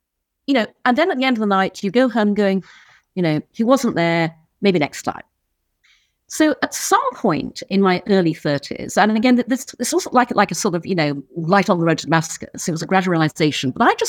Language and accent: English; Brunei; also born or lived in United Kingdom; I was born in the UK, but when I was six, we moved to Brunei in Borneo, so I grew up in Asia.